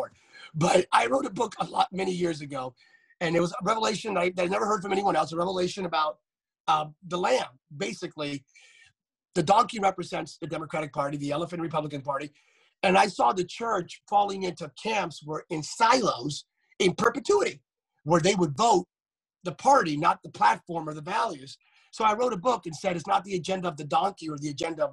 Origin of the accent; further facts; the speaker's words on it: Pennsylvania, United States; growing up in Pennsylvania, a nerd, my parents are not preachers